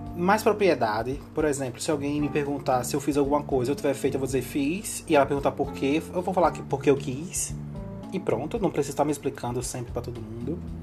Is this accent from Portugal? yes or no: no; Northeast Region, Brazil; pelo meu sotaque. Dá para você ver que eu sou daqui, né? Do Nordeste